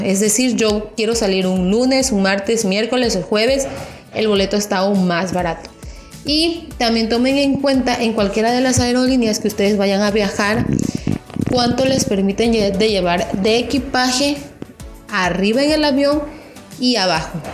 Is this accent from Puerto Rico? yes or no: no; Mexico; yo soy de México